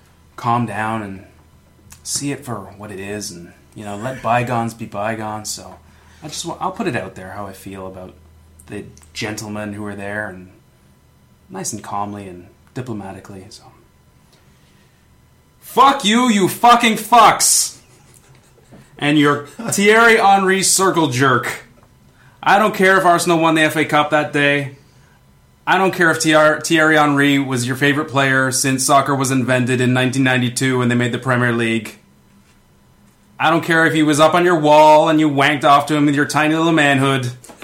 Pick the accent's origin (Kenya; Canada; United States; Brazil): Canada; being Canadian, probably inflamed a little more.